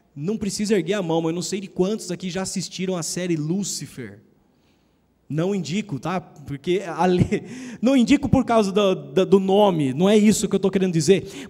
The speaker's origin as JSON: {"language": "Portuguese", "country": "Brazil", "said": "nós, como brasileiros"}